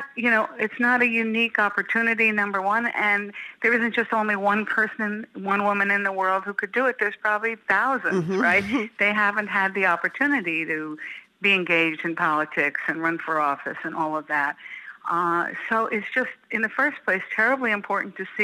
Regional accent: New York, United States; moved away as an adult; now in Chicago, United States; I grew up in New York, but have spent my adult life and my political career and women's issues organizing career here in Chicago.

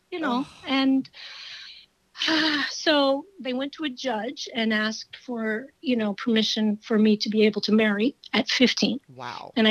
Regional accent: Creston, Iowa, United States; born there; also born or lived in Texas; I was born in Creston, Iowa.

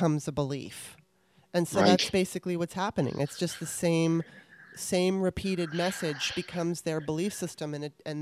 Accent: Los Angeles, California, United States; I grew up in Los Angeles, California

